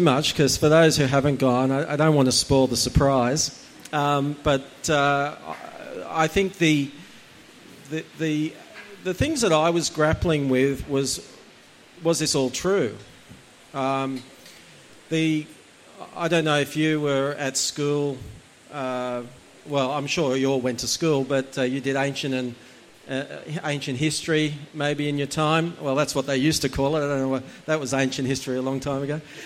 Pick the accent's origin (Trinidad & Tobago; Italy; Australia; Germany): Australia; Gosford, New South Wales; also born or lived in Umina Beach, New South Wales / Indonesia / Hong Kong / Vietnam; I was born in Gosford Hospital